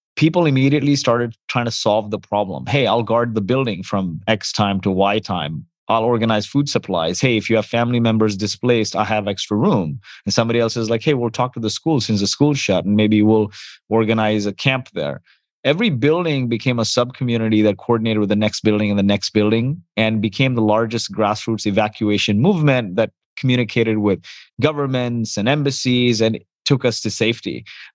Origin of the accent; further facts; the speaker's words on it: Kuwait; born there; I was born in Kuwait. My parents, my dad was a farmer in India. My mom grew up in the slums of Mumbai.